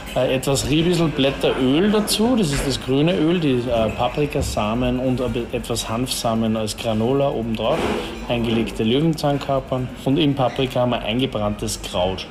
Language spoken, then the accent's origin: German; Austria; bei uns in Österreich